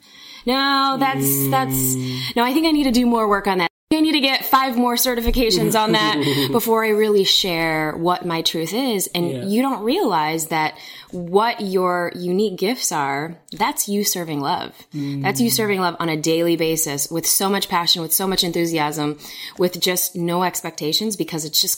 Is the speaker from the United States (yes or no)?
yes; Chicago, Illinois, United States; So I was born and raised in Chicago.